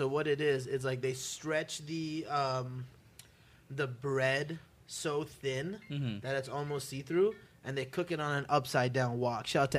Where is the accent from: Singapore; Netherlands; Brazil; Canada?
Canada; moved away as an adult; now in Los Angeles, United States; I'm from Canada, so I've been here for 5 years